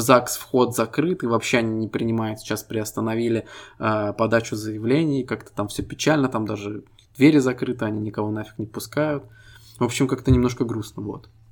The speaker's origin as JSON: {"language": "Russian", "country": "Estonia", "said": "Мы ребята из Эстонии"}